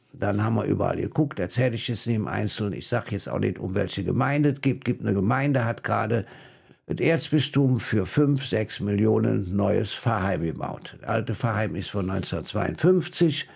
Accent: Rhineland, Germany; als Rheinländer

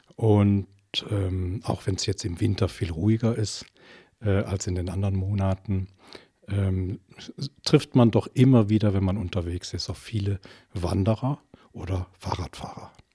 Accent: Germany; moved away as an adult; now in Belgium; ich komme ursprünglich aus der Eifel, die auch an Belgien angrenzt

